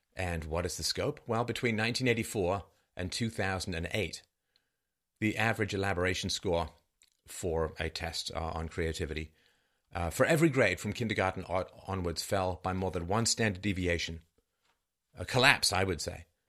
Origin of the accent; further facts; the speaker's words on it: London, United Kingdom; where I grew up in London.